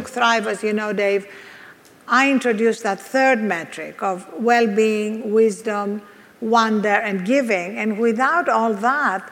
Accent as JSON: {"language": "English", "country": "Greece", "accent": "Greek", "moved": "yes", "said": "I'm Greek, as you can hear from this accent. So I was brought up on the Greek philosophers"}